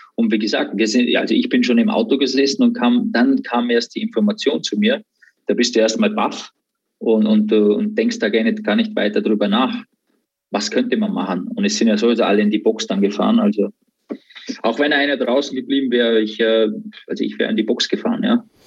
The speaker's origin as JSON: {"language": "German", "country": "Austria", "tie": "born or raised there", "said": "zu Hause in Österreich, in der Umgebung, wo ich, äh, wo ich aufgewachsen bin"}